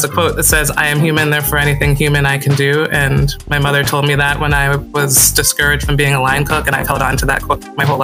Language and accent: English; Northeast, United States; I grew up in the Northeast and like I said, to African parents